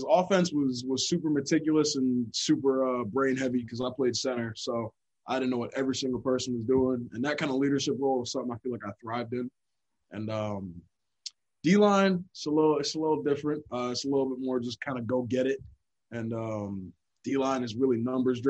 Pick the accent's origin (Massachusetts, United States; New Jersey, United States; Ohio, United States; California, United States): New Jersey, United States; Hillsborough; moved away as an adult; So I'm from Hillsborough, New Jersey. And back in my hometown, it's a little different.